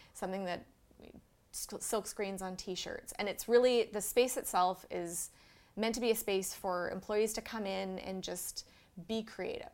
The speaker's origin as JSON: {"language": "English", "town": "Vancouver", "region": "British Columbia", "country": "Canada", "tie": "born or raised there", "said": "I was born and raised in Vancouver"}